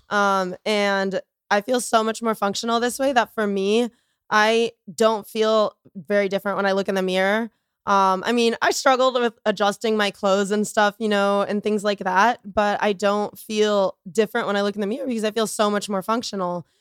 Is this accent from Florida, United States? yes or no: yes; Boca Raton, Florida, United States; I grew up in Florida